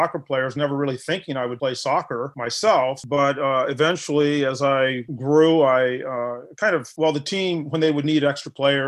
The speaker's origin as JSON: {"language": "English", "town": "Spring Arbor", "region": "Michigan", "country": "United States", "tie": "born or raised there", "said": "I grew up in Spring Arbor, Michigan."}